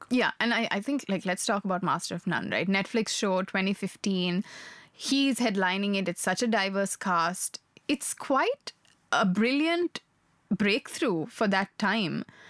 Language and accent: English; Sri Lanka; moved away; I grew up in Sri Lanka. I'm Sri Lankan by birth.